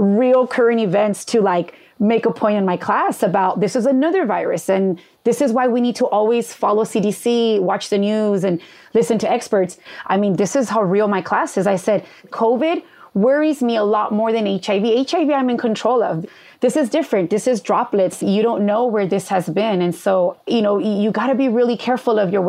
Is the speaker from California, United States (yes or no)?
yes; Los Angeles, California, United States; I grew up in East